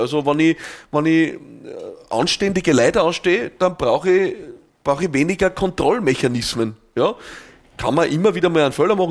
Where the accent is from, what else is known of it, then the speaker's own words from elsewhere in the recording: Austria; bei uns in Österreich